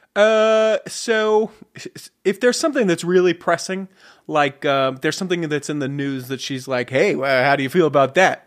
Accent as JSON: {"language": "English", "town": "Salt Lake City", "region": "Utah", "country": "United States", "tie": "born or raised there", "said": "Born and raised Salt Lake City"}